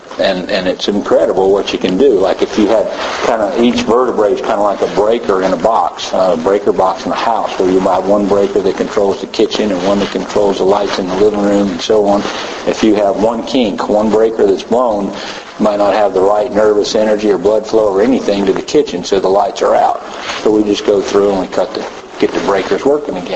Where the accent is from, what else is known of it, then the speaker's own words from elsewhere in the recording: Tennessee, United States; I'm a veterinarian from Tennessee, long way from here